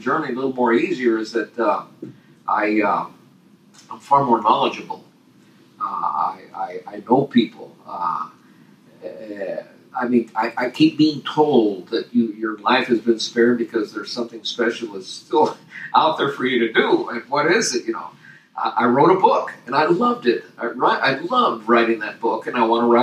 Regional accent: Torreón, Coahuila, Mexico; May 27, 1937, when I was born in Torreon

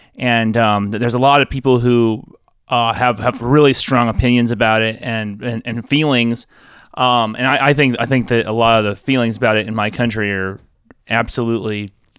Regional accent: Arizona, United States; I'm from Arizona

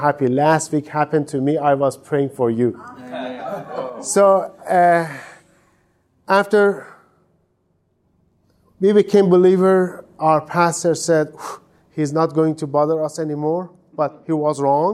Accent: Iran; English is a second language; moved away as an adult; also born or lived in Cyprus / Istanbul, Turkey; I'm from Islamic Republic of Iran. I was born in a Muslim family, and I raised in this Muslim family

